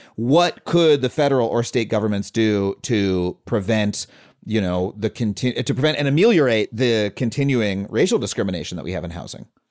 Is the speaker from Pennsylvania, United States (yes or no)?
no; Long Island, New York, United States; I grew up on Long Island